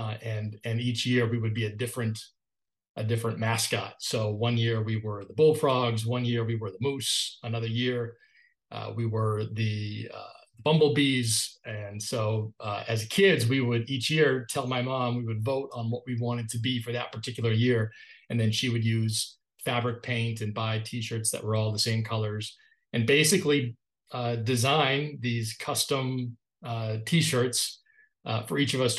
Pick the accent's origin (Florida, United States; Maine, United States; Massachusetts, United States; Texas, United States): Maine, United States; Northern; I grew up in Northern Maine, really the edge of civilization, if you will, above Bangor is probably the closest major city that folks would recognize.